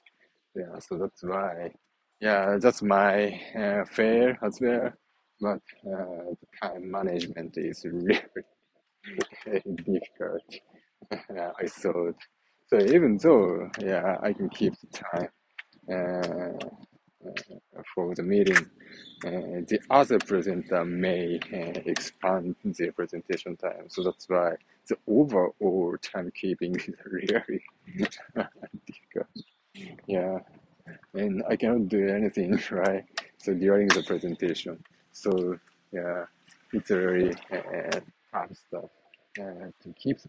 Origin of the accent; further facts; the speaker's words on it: Japan; accent: Japanese; first language Japanese; English is a second language; even in my native language, Japanese